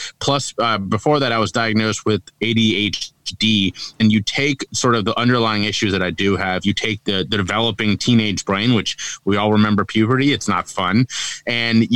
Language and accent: English; Cincinnati, Ohio, United States; now in Charleston, United States; I'm from Cincinnati, Ohio, born and raised there. I currently live in Charleston, South Carolina